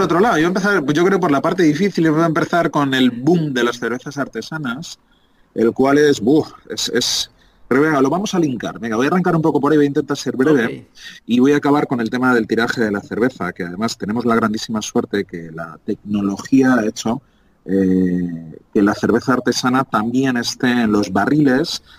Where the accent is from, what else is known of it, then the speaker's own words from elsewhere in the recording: Madrid, Community of Madrid, Spain; moved away as an adult; Ocho añitos después vuelvo a mi tierra, vuelvo a Madrid